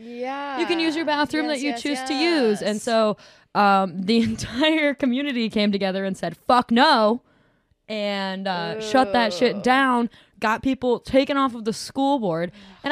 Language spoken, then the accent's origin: English; Williamston, Michigan, United States; accent: white trash Midwestern; I'm from Williamston, so I'm from like 30 minutes east of Lansing. So I'm pretty much from Lansing.